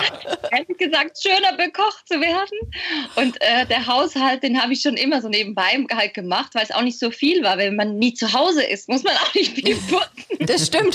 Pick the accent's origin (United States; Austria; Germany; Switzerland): Switzerland; bei uns in der Schweiz